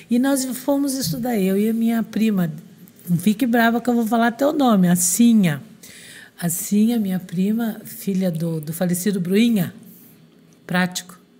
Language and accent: Portuguese; Francisco Beltrão, Paraná, Brazil; born there; eu fui trabalhar no interior do Paraná, no, em Francisco Beltrão, onde eu nasci